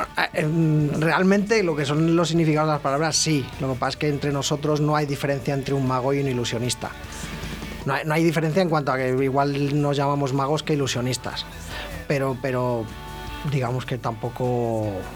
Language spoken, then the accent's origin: Spanish; Ávila, Castile and León, Spain; moved away as an adult; now in Valladolid, Spain; yo soy de Ávila